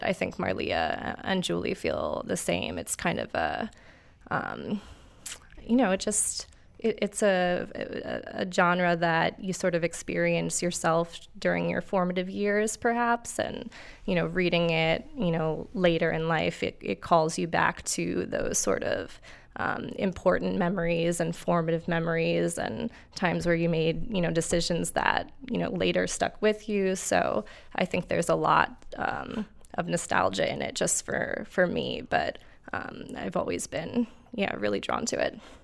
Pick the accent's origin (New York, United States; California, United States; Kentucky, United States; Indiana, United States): New York, United States; also born or lived in San Antonio, Texas; now in Akron, United States; I grew up in New York